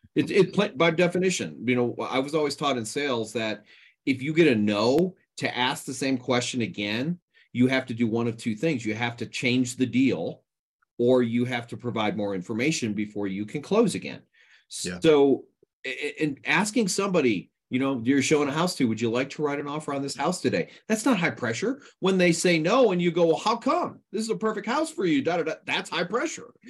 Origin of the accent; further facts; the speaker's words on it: East Coast, United States; moved away; I grew up on the East Coast